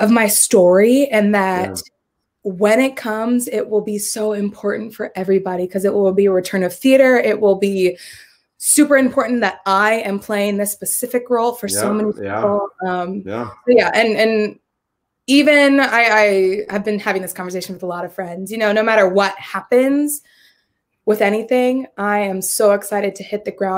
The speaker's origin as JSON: {"language": "English", "area": "San Francisco Bay Area", "region": "California", "country": "United States", "tie": "born or raised there", "moved": "yes", "said": "I'm from the Bay Area"}